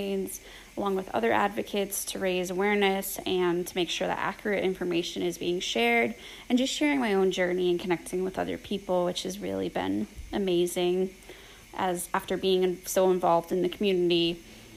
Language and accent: English; Boston, Massachusetts, United States; I'm from Boston